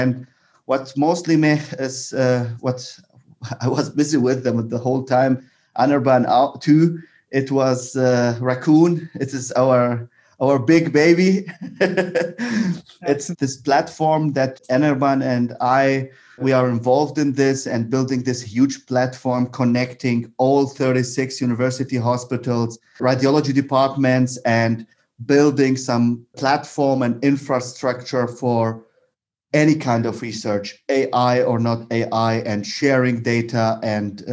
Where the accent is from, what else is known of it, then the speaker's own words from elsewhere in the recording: Baghdad, Baghdad Governorate, Iraq; English is a second language; moved away as an adult; also born or lived in Bonn, Germany; now in Germany; I am originally from Iraq. So my journey actually is not in Germany. My journey begins in Iraq. I did my high school in Baghdad. And then I moved to Germany